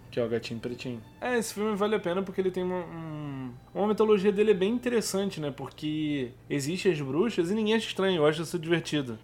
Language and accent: Portuguese; Brazil; nós, como brasileiros